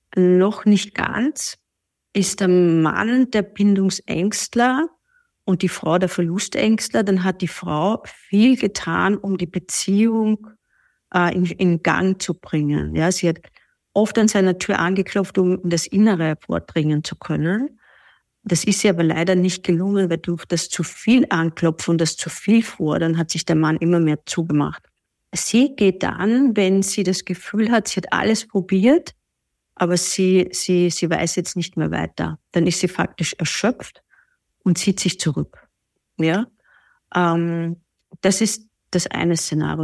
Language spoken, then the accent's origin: German; Vienna, Austria; ich komme aus Wien